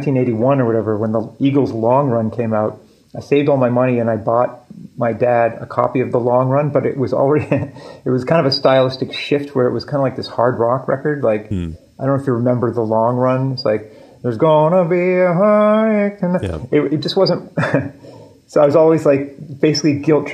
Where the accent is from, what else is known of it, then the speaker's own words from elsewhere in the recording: Halifax, Nova Scotia, Canada; also born or lived in Prince Edward Island / Virginia / Scarborough, Toronto; at the end of grade four, my dad gets a job in Halifax and we moved to Halifax